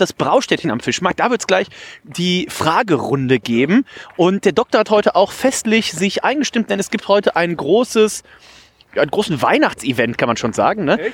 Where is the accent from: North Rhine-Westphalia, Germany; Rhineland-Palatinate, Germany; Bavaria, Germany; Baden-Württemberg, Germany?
North Rhine-Westphalia, Germany; Remscheid; now in Hamburg, Germany; Wir waren sonst immer bei meiner äh, Oma und bei meinem Opa in Remscheid